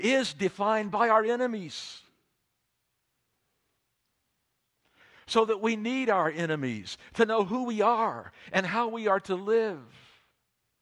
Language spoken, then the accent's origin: English; United States; all the nuclear armaments of the United States were being assembled in my hometown